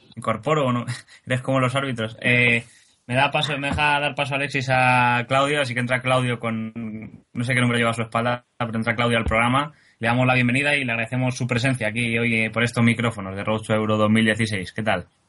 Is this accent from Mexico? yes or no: no; Spain; para algo somos españoles, eh, por lo menos los que hacemos este, este programa